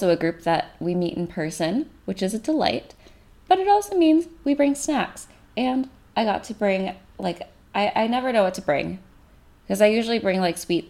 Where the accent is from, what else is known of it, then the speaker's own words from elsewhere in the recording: California, United States; an American who grew up in a somewhat conservative family. I mean, conservative for California, but like grew up somewhat conservatively in Bush's America